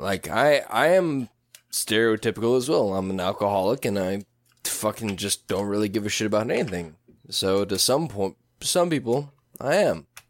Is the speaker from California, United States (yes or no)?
yes; Tracy, California, United States; we grew up in Tracy.